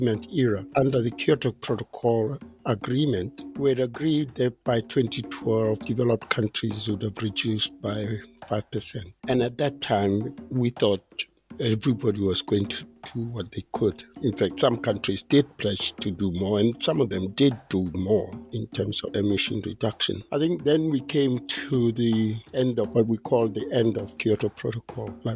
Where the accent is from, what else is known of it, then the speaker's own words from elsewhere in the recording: Botswana; I'm from Botswana